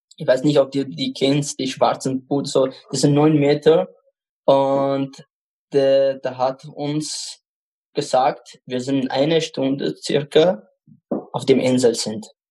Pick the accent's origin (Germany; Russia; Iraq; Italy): Iraq; Baghdad, Baghdad Governorate; German is a second language; now in Eichgraben, Austria; Ich komme aus dem Irak. Bagdad, also die Hauptstadt.